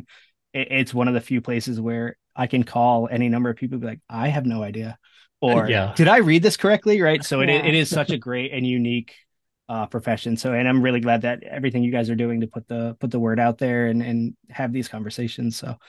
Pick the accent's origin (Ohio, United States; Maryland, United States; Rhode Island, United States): Rhode Island, United States; I grew up in Rhode Island in the Ocean State